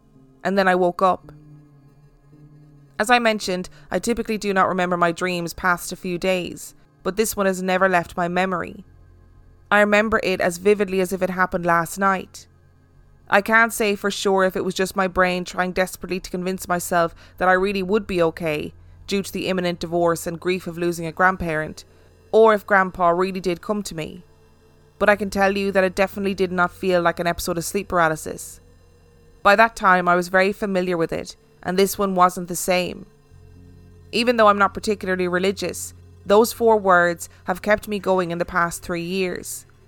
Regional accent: Minnesota, United States; moved away as an adult; I'm now 31 years old and have not had a sleep paralysis episode since leaving my hometown in Minnesota 3.5 years ago.

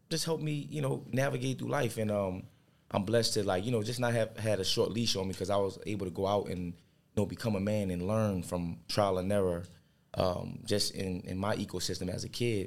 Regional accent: New Orleans, Louisiana, United States; being raised in New Orleans

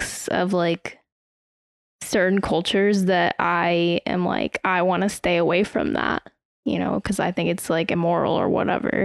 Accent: United States

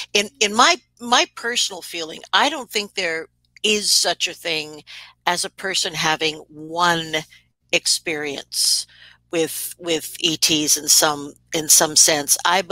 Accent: New York, United States; accent: New York; I am originally from New York, and I used to have a horrendous, you know, accent, which I will not duplicate.

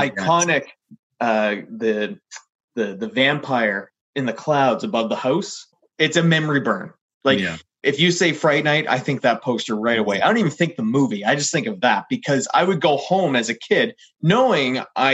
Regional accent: Halifax, Nova Scotia, Canada; also born or lived in Lower Sackville; growing up in Lower Sackville until I moved to Halifax when I was five

